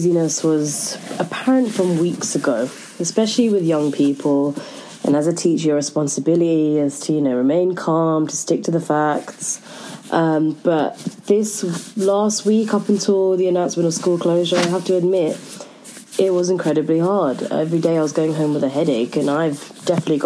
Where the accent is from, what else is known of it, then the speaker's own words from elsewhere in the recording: London, United Kingdom; I'm from South London and I am an English teacher